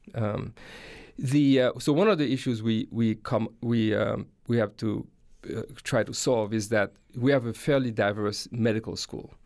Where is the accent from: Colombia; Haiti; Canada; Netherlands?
Haiti; moved away as an adult; now in United States; I grew up in Haiti and, uh, went to, uh, elementary and high school there